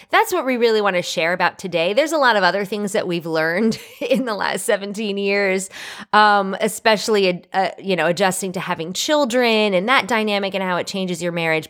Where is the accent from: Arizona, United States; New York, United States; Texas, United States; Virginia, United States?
New York, United States; moved away; I was born and raised in New York